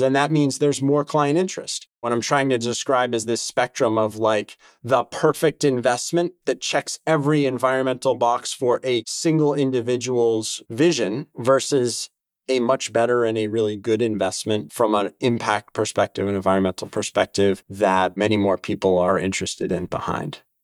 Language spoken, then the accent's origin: English; New Hampshire, United States; Growing up in New Hampshire, my days were spent outside every day